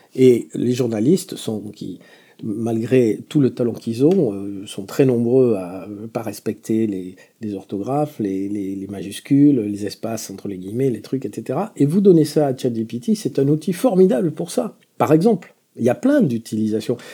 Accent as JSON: {"language": "French", "area": "Béarn", "region": "Nouvelle-Aquitaine", "country": "France", "also_born_or_lived": "Paris", "accent": "Béarnais (within a Parisian accent)", "moved": "yes", "said": "Peut-être vous avez remarqué une pointe d'accent dans mon, dans mon accent parisien, qui est un accent béarnais. Je suis fondamentalement béarnais"}